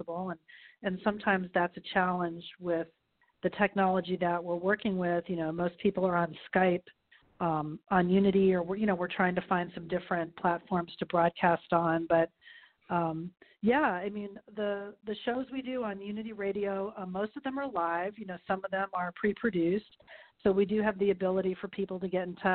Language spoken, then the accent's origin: English; Miami, Florida, United States; moved away as an adult; also born or lived in Texas; my hometown, Miami, Fort Lauderdale area